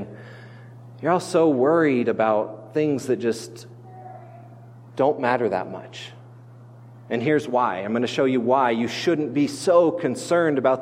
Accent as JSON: {"language": "English", "town": "Grand Junction", "region": "Colorado", "country": "United States", "tie": "born or raised there", "said": "outside the city of Grand Junction where I grew up on the Grand Mesa"}